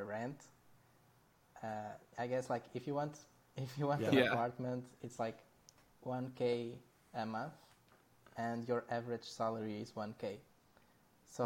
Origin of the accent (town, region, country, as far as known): Portugal